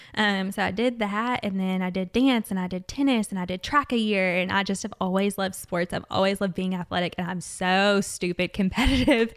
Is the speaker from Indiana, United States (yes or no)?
no; Jessamine County, Kentucky, United States; I'm from Jessamine County